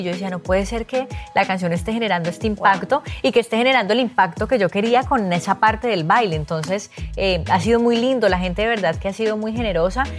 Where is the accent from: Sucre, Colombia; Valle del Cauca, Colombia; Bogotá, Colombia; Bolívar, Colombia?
Valle del Cauca, Colombia; Cali; moved away; also born or lived in Bogotá; los dos somos de Cali